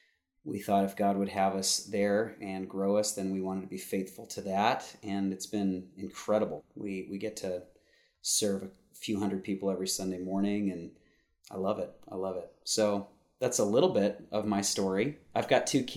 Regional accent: Southern California, United States; I was born and raised in Southern California

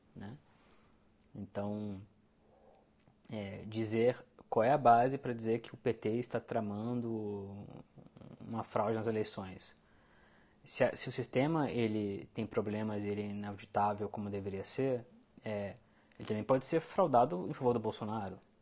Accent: Brazil

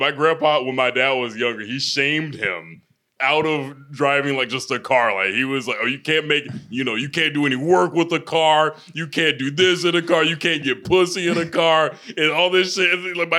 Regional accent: the South, United States; You know what's funny? Because I'm a Southerner, I think of a truck when I think of a family car.

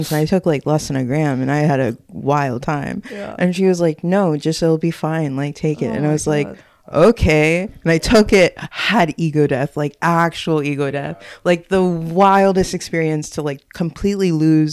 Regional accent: Texas, United States; moved away; also born or lived in Williamsburg; I was from Texas. So that's how deep my Texan heritage goes

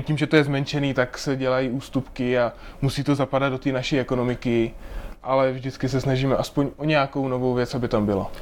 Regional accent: Moravia, Czechia; moved away as an adult; now in Prague, Czech Republic; tak já jsem Moravák, tak já jsem Moravák

